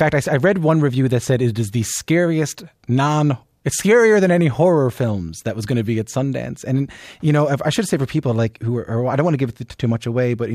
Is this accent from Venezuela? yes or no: no; Newfoundland and Labrador, Canada; I'm from the East Coast of Canada, I'm from Newfoundland